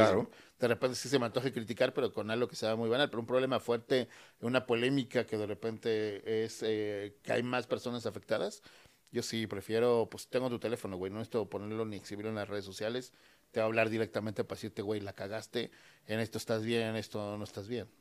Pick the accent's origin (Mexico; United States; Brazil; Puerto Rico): Mexico; todos somos mexicanos